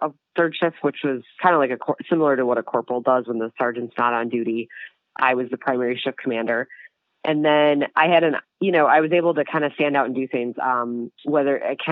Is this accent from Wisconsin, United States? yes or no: yes; Milwaukee, Wisconsin, United States; also born or lived in Colorado Springs, Colorado; I am from the Milwaukee area, born and raised.